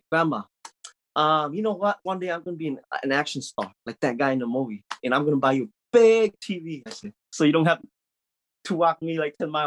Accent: Laos; English is a second language; moved away; I grew up in Laos in the 1990, and we lived in like poverty.

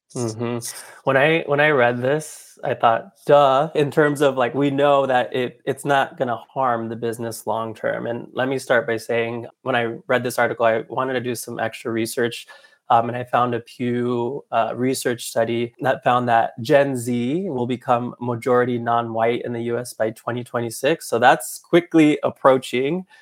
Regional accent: Anaheim, California, United States; I'm originally from Anaheim, California, so I grew up going to Disneyland quite often

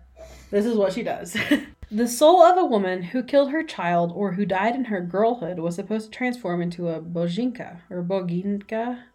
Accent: United States

